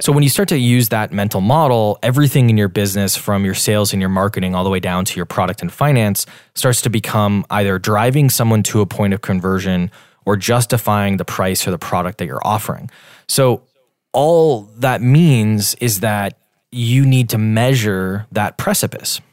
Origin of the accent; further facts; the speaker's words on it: Wisconsin, United States; moved away as an adult; also born or lived in Washington, D.C.; now in Boston, United States; I'm from Wisconsin originally. Um, we're based in Boston, though